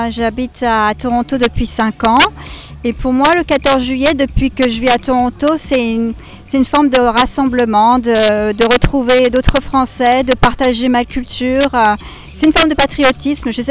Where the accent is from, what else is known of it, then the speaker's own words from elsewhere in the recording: Ireland; French is a second language; je suis irlandaise